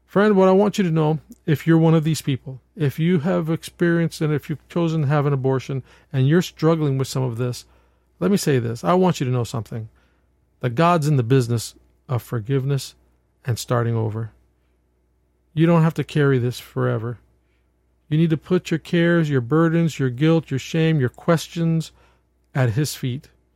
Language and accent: English; New York, United States; I'm from New York, and in New York State